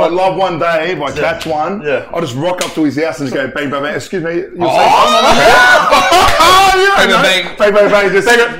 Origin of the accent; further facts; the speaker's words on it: Sydney, New South Wales, Australia; also born or lived in Quakers Hill; As a kid, I grew up in Doonside.